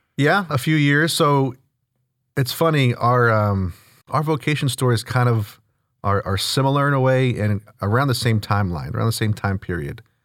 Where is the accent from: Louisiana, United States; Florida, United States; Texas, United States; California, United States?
Texas, United States; Houston; born and raised here in the north part of town in spring. Uh, grew up in the Klein School District, went to Klein High School. Um, yeah, I'm from Houston